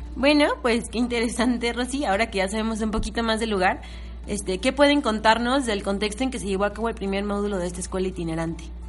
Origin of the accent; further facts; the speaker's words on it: Uruapan, Michoacán, Mexico; yo que soy de Uruapan, que Uruapan es un municipio de Michoacán